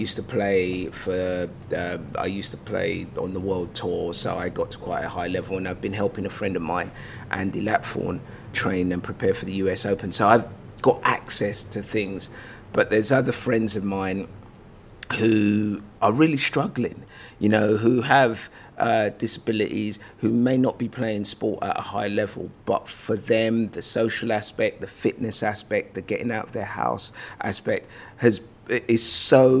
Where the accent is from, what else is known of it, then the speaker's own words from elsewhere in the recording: London, United Kingdom; also born or lived in Lagos, Nigeria; I was born in Lagos, Nigeria.